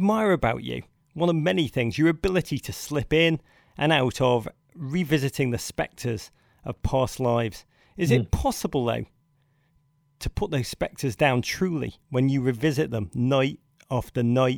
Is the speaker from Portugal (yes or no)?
no; England, United Kingdom; accent: English; sound so ridiculous in my English accent.